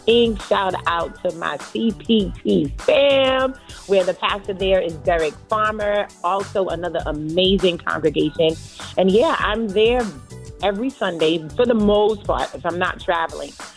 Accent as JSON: {"language": "English", "country": "Trinidad & Tobago", "tie": "born or raised there", "moved": "yes", "lives_now": "Long Island, United States", "said": "I was born in Trinidad"}